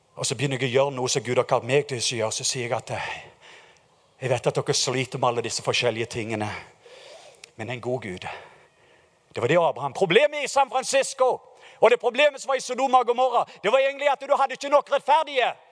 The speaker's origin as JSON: {"language": "Norwegian", "country": "Norway"}